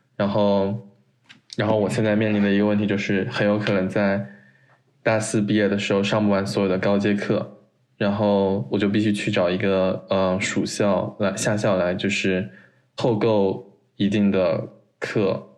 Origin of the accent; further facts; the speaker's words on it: China; now in United States; 只有我一个中国人